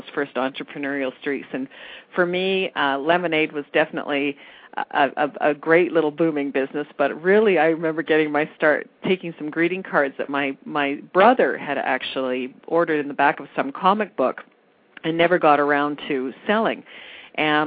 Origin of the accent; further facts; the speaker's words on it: Red Deer, Alberta, Canada; now in Calgary, Canada; I do have a tie to Red Deer. That's my hometown